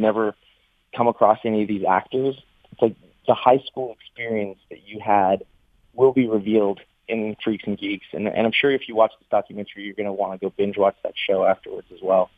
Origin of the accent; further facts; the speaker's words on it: Canada; I'm from Canada